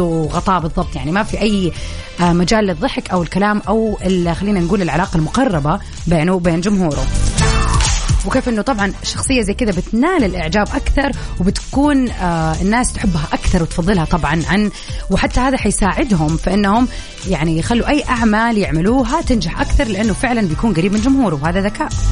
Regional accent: Saudi Arabia; احنا كشعب سعودي

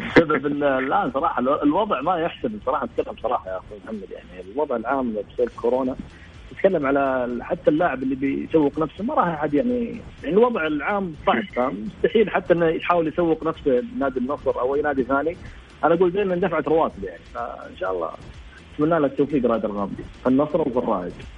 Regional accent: Saudi Arabia; عندنا في السعوديه

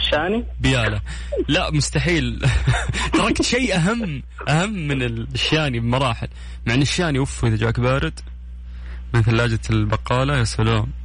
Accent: Mecca, Makkah Province, Saudi Arabia; من مكة من مكة

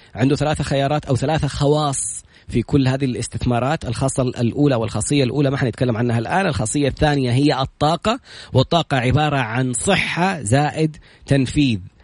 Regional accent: Saudi Arabia; إحنا كسعوديين

